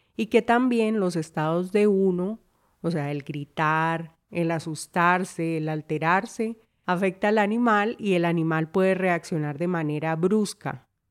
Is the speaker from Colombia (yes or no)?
yes; Colombia; Historia de mi tierra